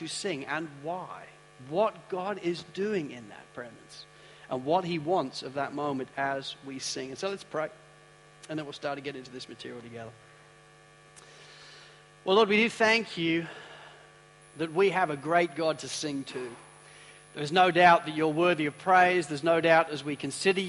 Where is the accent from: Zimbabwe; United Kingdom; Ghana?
United Kingdom; I'm a British guy